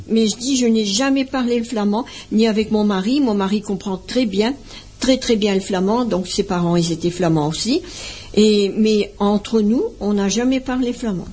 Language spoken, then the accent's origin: French; Bollezeele, French Flanders, Hauts-de-France, France; also born or lived in Ubrook (nearby, French Flanders); je suis née au cœur de la Flandre, à Bolzel